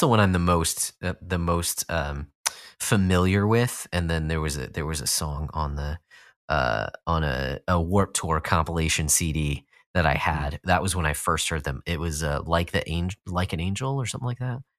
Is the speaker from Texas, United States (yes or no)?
yes; Austin, Texas, United States; moved away; not that I was from a small town, Austin is not a small town at all, but I was als-, I was from Texas